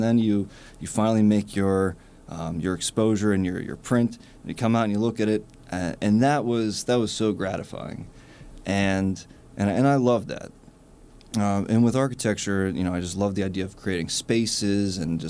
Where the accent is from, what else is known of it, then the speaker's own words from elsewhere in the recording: Pittsburgh, Pennsylvania, United States; moved away as an adult; now in Brooklyn, United States; I'm originally from Pittsburgh.